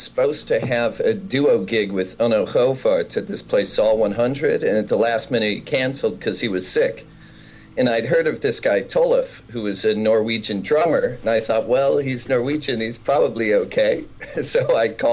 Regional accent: Kemmerer, Wyoming, United States; I grew up in Kemmer, Wyoming

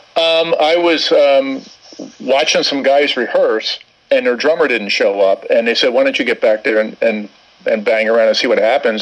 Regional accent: Camden, New Jersey, United States; I grew up in New Jersey, in Camden, New Jersey

